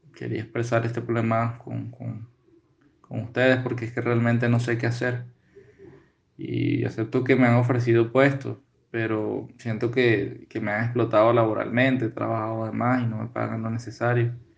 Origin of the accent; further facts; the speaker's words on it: Venezuela; moved away as an adult; now in Bogotá, Colombia; Yo soy de Venezuela